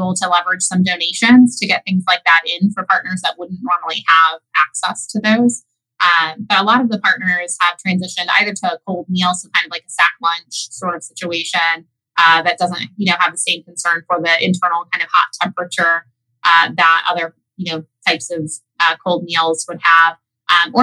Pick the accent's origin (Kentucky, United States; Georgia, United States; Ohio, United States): Ohio, United States; Tuscarawas County; I'm from Tuscarawas County.